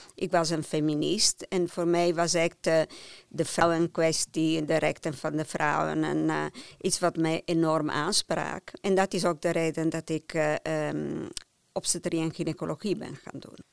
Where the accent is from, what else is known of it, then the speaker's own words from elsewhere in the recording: near Turin, Piedmont, Italy; Dutch is a second language; moved away as an adult; now in Netherlands; Ik ben opgegroeid in Piemonte, in de buurt van Turijn